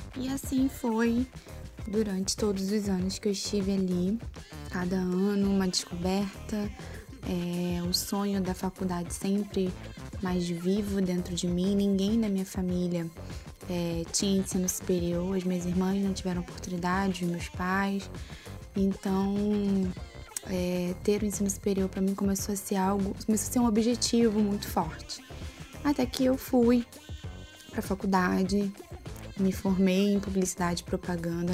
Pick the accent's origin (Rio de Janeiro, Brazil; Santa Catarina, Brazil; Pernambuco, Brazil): Rio de Janeiro, Brazil; also born or lived in Rocinha, Rio de Janeiro; com sete anos eu saí da Rocinha e fui morar em Campo Grande